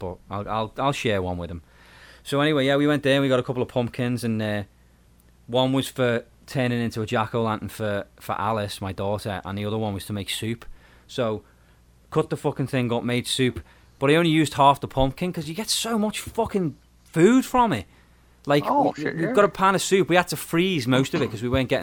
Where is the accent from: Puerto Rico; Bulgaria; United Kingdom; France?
United Kingdom; England; when I was growing up in England